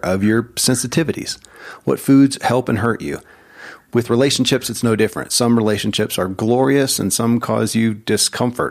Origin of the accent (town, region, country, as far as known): Kentucky, United States; born or raised there